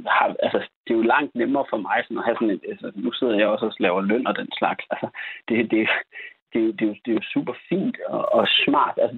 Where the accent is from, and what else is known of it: Denmark